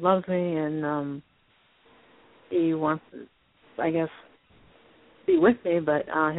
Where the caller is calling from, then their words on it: Indiana, United States; I'm calling from Indiana.